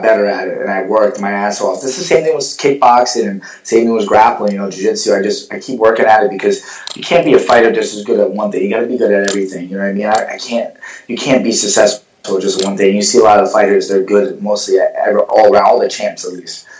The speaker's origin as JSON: {"language": "English", "town": "Ramsey", "region": "New Jersey", "country": "United States", "tie": "born or raised there", "also_born_or_lived": "Passaic, New Jersey", "lives_now": "Paterson, United States", "said": "I'm from Jersey. Born and raised in Jersey. I was born in Passaic. I grew up most of my life in Ramsey and graduated high school from there."}